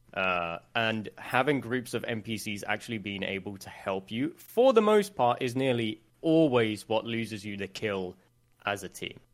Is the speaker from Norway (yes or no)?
no; Sweden; English is a second language; a lot of people think I'm English when I'm not. So, I, I'm Swedish